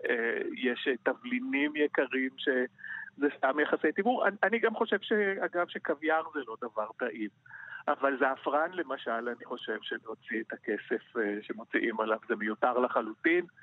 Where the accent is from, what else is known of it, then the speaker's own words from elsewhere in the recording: Jerusalem, Jerusalem District, Israel; אני גדלתי בירושלים, עשיתי אוניברסיטה בירושלים, אה, ביליתי שנים רבות במטבח הביתי